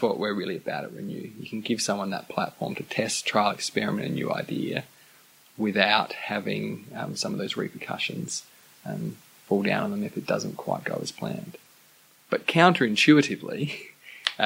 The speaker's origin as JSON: {"language": "English", "town": "Adelaide", "region": "South Australia", "country": "Australia", "tie": "born or raised there", "said": "born and bred in Adelaide, have spent a little bit of time on the East Coast"}